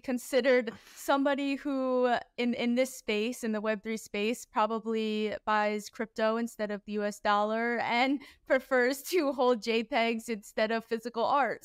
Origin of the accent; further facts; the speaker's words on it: Philadelphia, Pennsylvania, United States; I was born and raised in Philadelphia